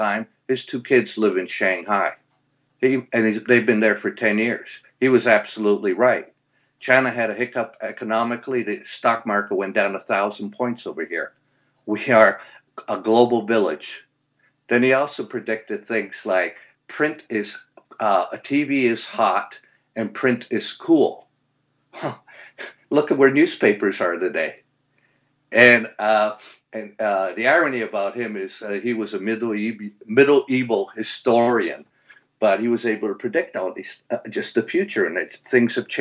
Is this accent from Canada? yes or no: yes; Canada; moved away as an adult; And I came from Canada. I grew up in Canada